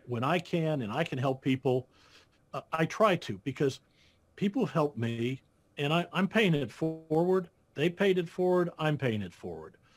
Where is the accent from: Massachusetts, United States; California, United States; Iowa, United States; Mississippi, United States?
Iowa, United States; I was born and raised in Iowa